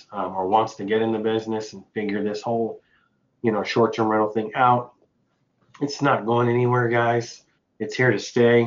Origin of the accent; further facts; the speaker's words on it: Midwest, United States; also born or lived in Missouri; I'm from the Midwest. I live in Missouri